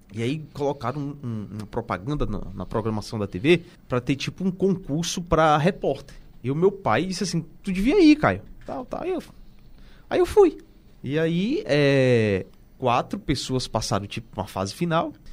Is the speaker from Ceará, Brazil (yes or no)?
yes; Aracati, Ceará, Brazil; eu nasci numa cidade que o rádio lá é muito forte